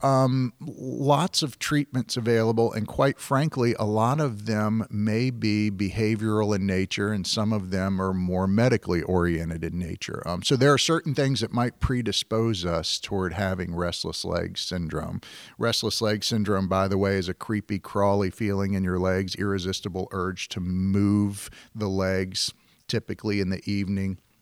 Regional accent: Virginia, United States; moved away as an adult; also born or lived in San Francisco Bay Area, California; I'm from Virginia

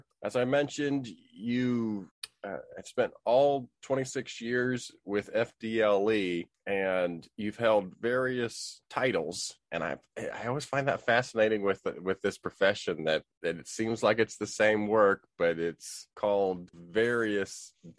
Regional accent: Pennsylvania, United States; now in Florida, United States; I tell people I'm from Pennsylvania

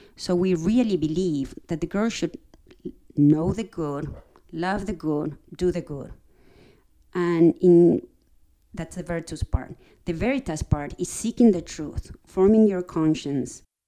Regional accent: Argentina; moved away as an adult; also born or lived in Princeton, New Jersey; now in Virginia, United States; I'm originally from Argentina

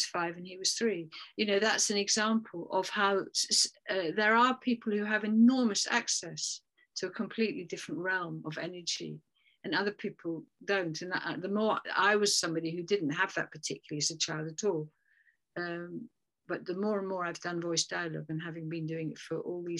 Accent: England, United Kingdom; we're English

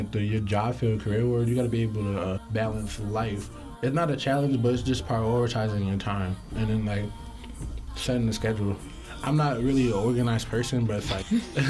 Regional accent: New York, United States; also born or lived in Los Angeles / Atlanta; now in Troy, United States; I'm from New York, but I lived in L.A. and Atlanta

